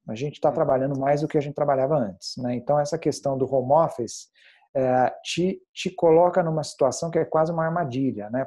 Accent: Passos, Minas Gerais, Brazil; now in São Paulo, Brazil; sou mineiro, uh, de uma cidade pequena chamada Passos, e saí de lá

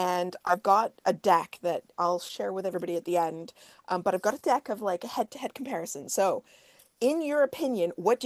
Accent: Canada; So in the U.S., I'm Canadian

